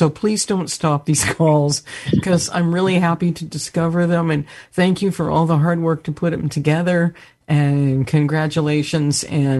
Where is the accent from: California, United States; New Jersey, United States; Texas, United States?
California, United States; Santa Cruz; I'm from Santa Cruz, California. All of the businesses that I really knew have closed.